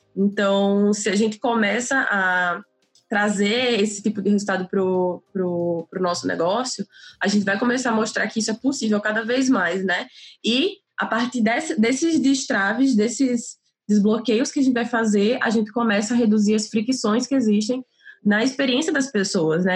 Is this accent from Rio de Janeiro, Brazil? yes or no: no; Natal, Rio Grande do Norte, Brazil; sou de Natal